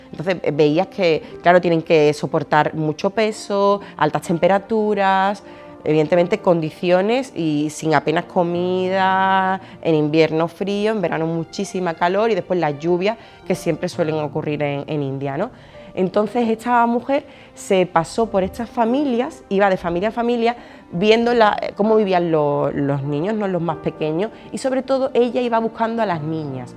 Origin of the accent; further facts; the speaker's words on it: Alcalá de Guadaíra, Andalusia, Spain; yo estudié en los salesianos, de aquí de Alcalá de Guadaira, de Sevilla